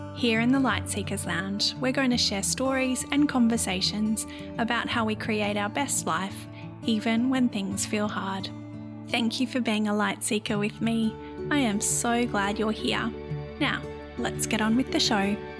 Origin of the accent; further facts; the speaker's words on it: Brisbane, Queensland, Australia; our experience of growing up in Brisbane